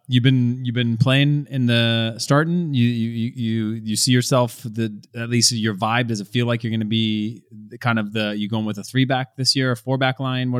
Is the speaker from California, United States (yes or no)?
yes; California, United States; at least for me growing up in California, you learned how to swim, you were in water, we had rivers